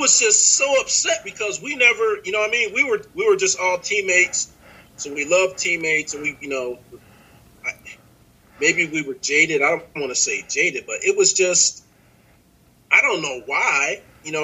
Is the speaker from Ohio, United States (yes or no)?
yes; Painesville, Ohio, United States; moved away; The environment that we all grew up in, it was just like the issue of race was never presented to us in a negative way